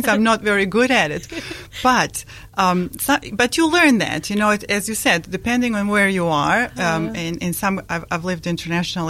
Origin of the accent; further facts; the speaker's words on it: Bosnia & Herzegovina; first language Bosnian; English is a second language; moved away as an adult; also born or lived in Kuwait; now in Dunedin, New Zealand; I was born in a country called Yugoslavia, or that was called Yugoslavia, now called ex-Yugoslavia, and in Bosnia and Herzegovina. So my country is Bosnia and Herzegovina